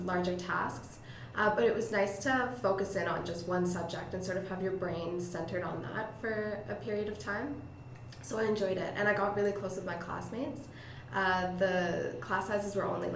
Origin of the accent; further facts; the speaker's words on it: Canada; as a Canadian student